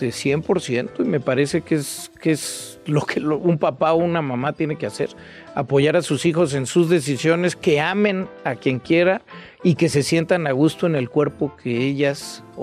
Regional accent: Mexico City, Mexico; Soy bien chilango.

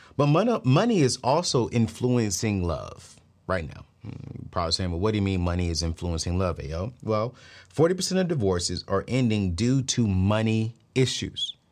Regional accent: DMV area, United States; my hometown where I live at right now, the D M V area

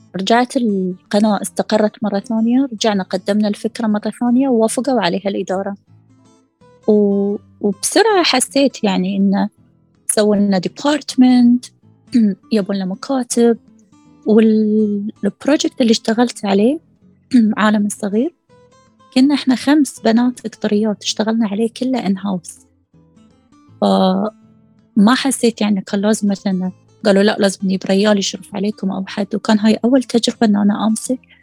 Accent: Qatar; عندنا في قطر

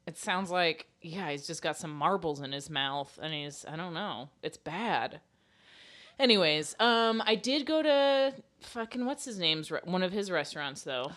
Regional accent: Florida, United States; we're from Florida

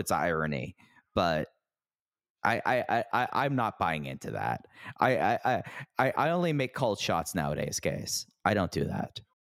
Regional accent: Texas, United States; growing up in Texas

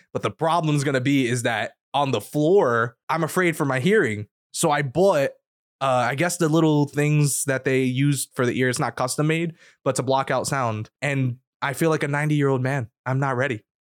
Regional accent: New York, United States; I grew up in New York

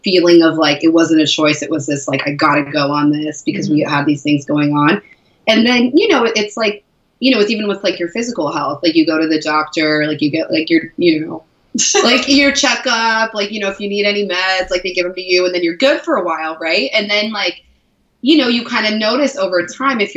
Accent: Seattle, Washington, United States; now in San Diego, United States; I'd say Seattle

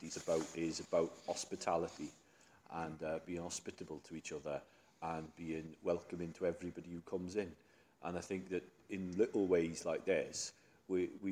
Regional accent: South Wales Valleys, United Kingdom; moved away; as a Welsh Valley boy

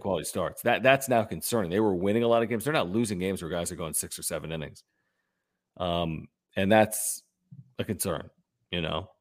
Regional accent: Philadelphia, Pennsylvania, United States; now in San Diego, United States; I'm from Philly.

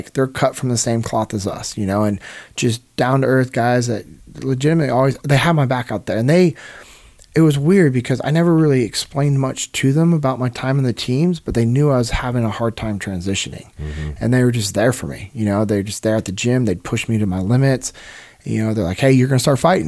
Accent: Sacramento, California, United States; moved away as an adult; also born or lived in San Diego, California; now in North Mississippi, United States; I'm born and raised in Sacramento, California

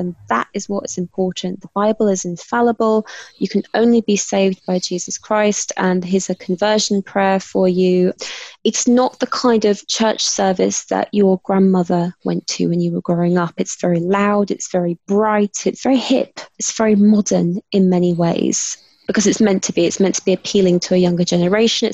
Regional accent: London, United Kingdom; accent: British; I am British and I was born in London, grew up in London.

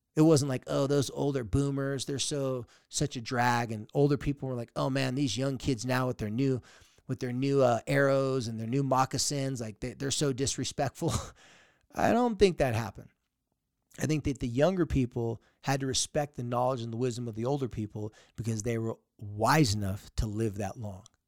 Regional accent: San Diego, California, United States; moved away; I grew up in San Diego

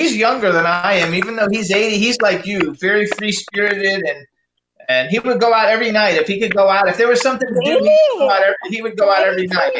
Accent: Miami, Florida, United States; I was born in Miami, so I'm from Miami. I was born in Miami.

